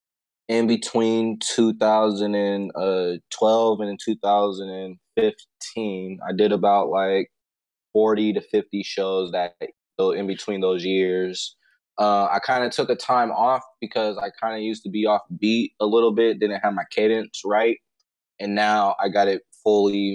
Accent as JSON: {"language": "English", "town": "Pittsburg", "region": "California", "country": "United States", "said": "I'm from the Bay Area, Pittsburgh, California"}